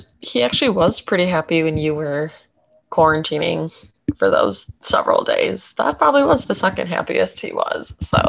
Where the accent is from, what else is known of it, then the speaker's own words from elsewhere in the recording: Wisconsin, United States; I'm from Wisconsin